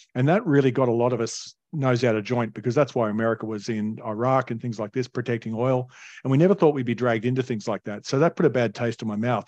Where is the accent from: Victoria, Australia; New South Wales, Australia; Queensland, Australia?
New South Wales, Australia; Alstonville; I grew up in Northern Rivers in a retirement village called Alstonville, which is between Ballina and Lismore